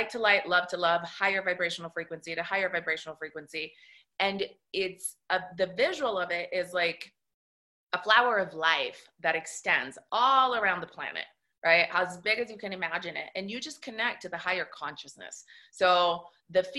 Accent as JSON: {"language": "English", "country": "Italy", "tie": "born or raised there", "moved": "yes", "said": "Because I was raised in Italy, in a Catholic country. My family is all Italian."}